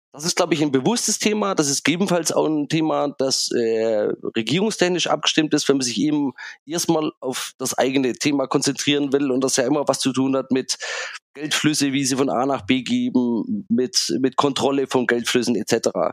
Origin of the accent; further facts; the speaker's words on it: Germany; als Europäer, als Deutsche, als kritische Technologiebeobachter